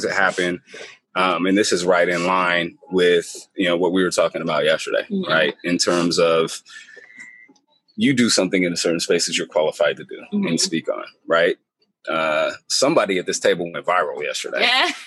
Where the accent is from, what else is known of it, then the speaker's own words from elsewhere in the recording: Portland, United States; I grew up in Portland.